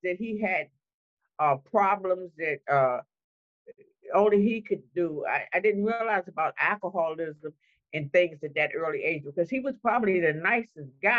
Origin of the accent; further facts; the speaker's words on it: Washington, District of Columbia, United States; I'm one of the old people that were actually born and raised in Washington, D.C.